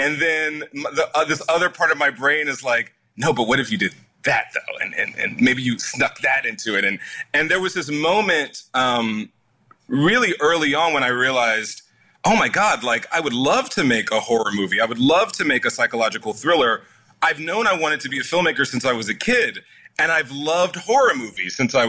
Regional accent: the South, United States; No one was teaching me how to do that growing up in the South.

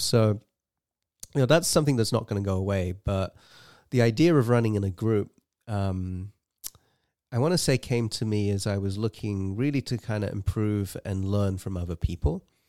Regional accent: England, United Kingdom; moved away as an adult; now in United States; I grew up in England, and, uh, I moved to the U S in two thousand and three

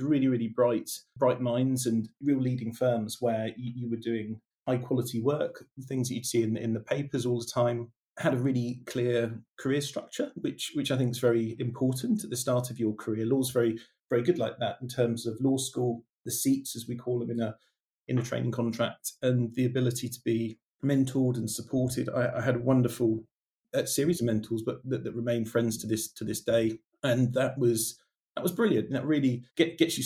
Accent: near Bournemouth, South Coast, South West England, United Kingdom; I'm from the South Coast, from near Bournemouth

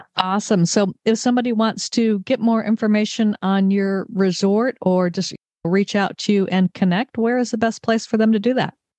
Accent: Redondo Beach, California, United States; I grew up in Southern California. In fact, when we were talking at Oxford, we both discovered we were both born in Redondo Beach

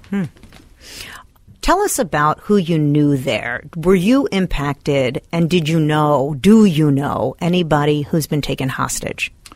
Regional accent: United States; as an American Jew

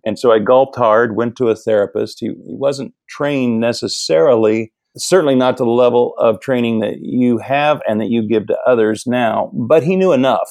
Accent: Midwest, United States; moved away as an adult; also born or lived in Pasadena, California; I grew up in the Midwest

